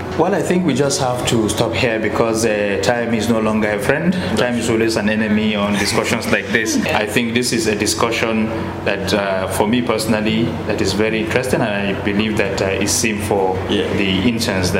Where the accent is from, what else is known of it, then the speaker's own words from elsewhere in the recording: Bauchi, Nigeria; I come from Bauchi State, Miss Odomba Federal Constituency.